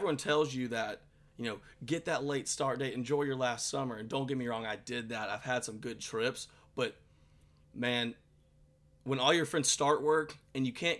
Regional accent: Athens, Georgia, United States; I'm from, as you know, I'm from Athens, and UGA is in Athens

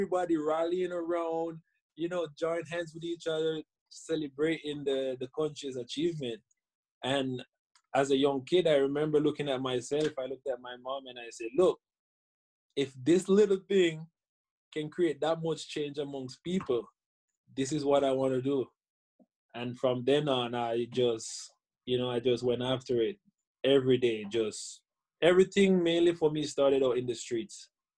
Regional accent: Jamaica; I started out as a young kid just, you know, watching the game on TV, because in Jamaica we're

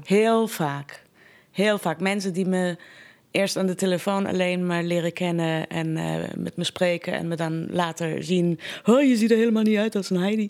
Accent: Iran; Dutch is a second language; now in Netherlands; De hele Iraanse cultuur is indirect. Wij zijn nooit zo direct als Nederlanders dat zijn.

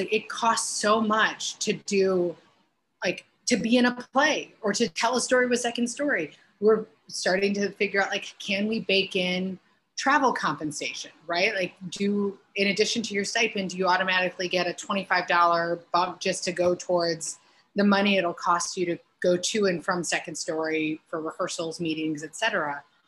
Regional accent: Hobart, Indiana, United States; now in Chicago, United States; my hometown of Hobart, like there's some in the Northwest Indiana area

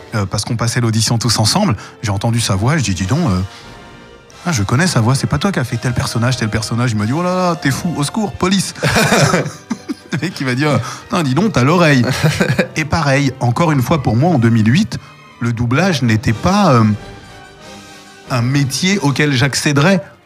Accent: Paris, Île-de-France, France; mon enfance, euh, j'ai grandi à Paris, dans le 11e arrondissement

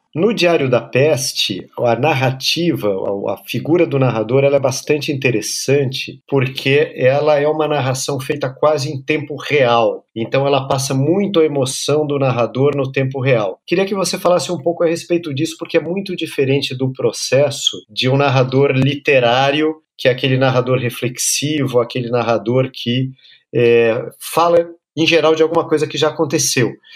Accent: Brazil

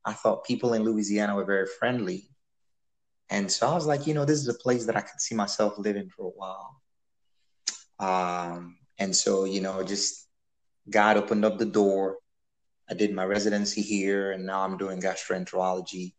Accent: Nigeria; so I was born in Nigeria. That's where I grew up.

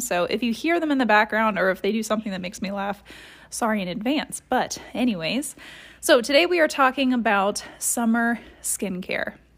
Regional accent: Columbus, Ohio, United States; I grew up in Columbus, Ohio

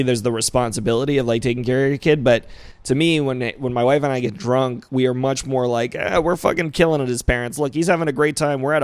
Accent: Rhode Island, United States; moved away; also born or lived in Phoenix; I grew up in Rhode Island

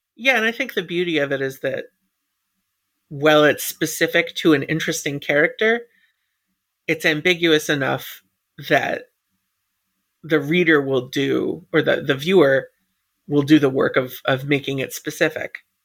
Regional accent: United States; being American

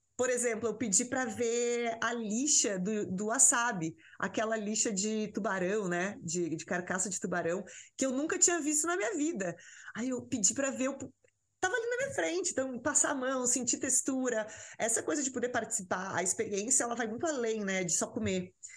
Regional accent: the South, southern Brazil, Brazil; moved away as an adult; now in São Paulo, Brazil; eu sou do Sul

